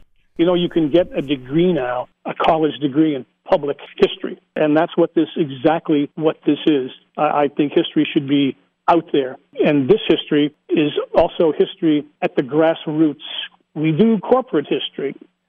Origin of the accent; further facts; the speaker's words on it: the Anthracite region, Pennsylvania, United States; we are from the Anthracite region